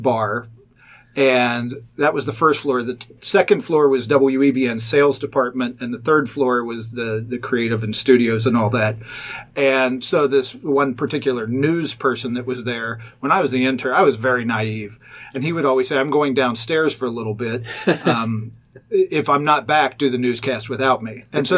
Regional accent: Pleasant Run, Ohio, United States; I grew up, it's very near Fairfield, called Pleasant Run. I went to Northwest High School

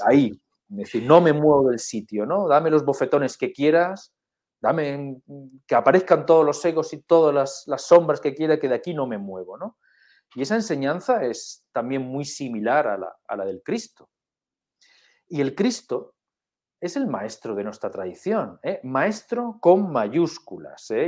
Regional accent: Spain; somos españoles

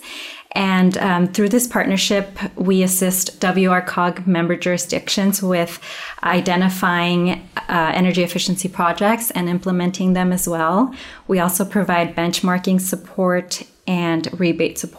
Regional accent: Northern California, United States; moved away as an adult; now in Southern California, United States; I grew up in Northern California, but moved to Southern California after college

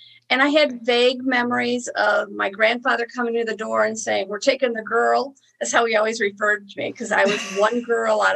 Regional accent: Niagara Falls, New York, United States; I grew up in New York, okay, in the Niagara Falls area.

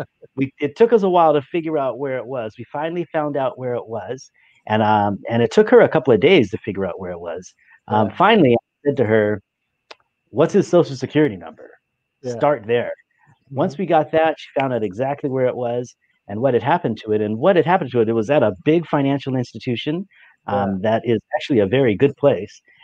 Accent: Alaska, United States; moved away as an adult; also born or lived in San Diego; I am from Alaska

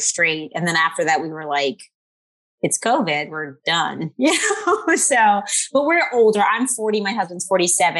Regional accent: New Orleans, Louisiana, United States; I have a small practice in New Orleans, which is my hometown

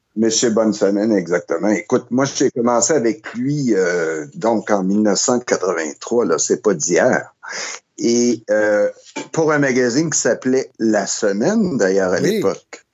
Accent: Montreal, Quebec, Canada; je suis un Montréalais de naissance et de, de, de, de, vie, mais depuis que j'habite ici

